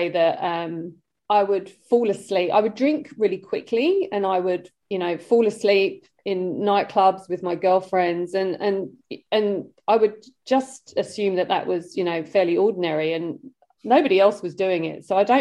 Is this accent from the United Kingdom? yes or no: yes; London, United Kingdom; born or raised there; accent: British; moved away